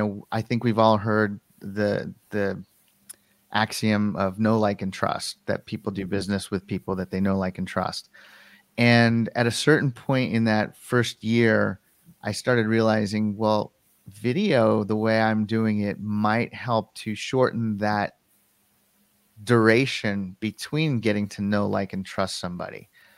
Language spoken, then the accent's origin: English; Colorado, United States; born or raised there